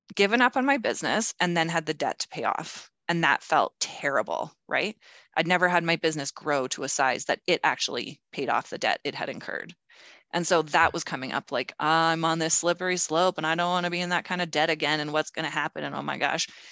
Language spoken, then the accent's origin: English; Calgary, Alberta, Canada; also born or lived in Toronto; I moved back to Calgary, my hometown